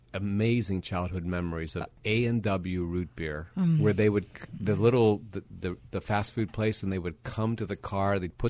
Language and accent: English; Milwaukee, Wisconsin, United States; now in Pittsburgh, United States; Yes, I grew up in Milwaukee.